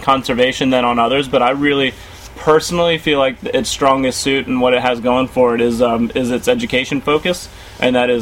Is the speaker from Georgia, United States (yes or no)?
no; Fairfax, Virginia, United States; I'm one of those rare natives now, because I was born in Fairfax Hospital, and so was my wife and our little girl. So we've been here for our lives so far